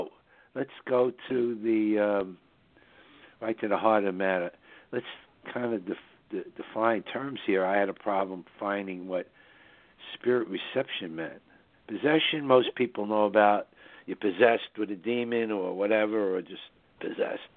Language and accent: English; New York, United States; the northern suburbs of New York, which is my hometown